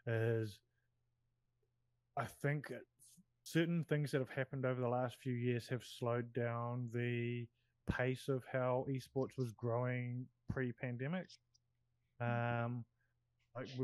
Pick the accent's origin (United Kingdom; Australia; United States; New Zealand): New Zealand; me being a Kiwi